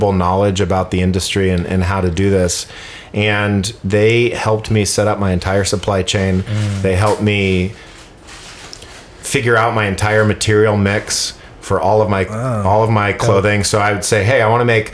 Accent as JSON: {"language": "English", "town": "San Francisco", "region": "California", "country": "United States", "moved": "as an adult", "lives_now": "Los Angeles, United States", "said": "I'm like, San Francisco."}